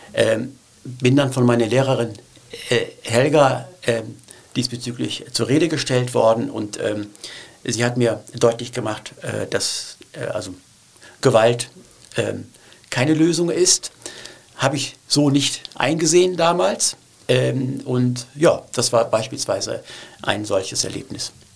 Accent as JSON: {"language": "German", "town": "Cologne", "region": "North Rhine-Westphalia", "country": "Germany", "tie": "born or raised there", "also_born_or_lived": "Turkey", "second_language": "German", "said": "ich wollte nicht nach Deutschland, ich wollte nicht nach Köln kommen"}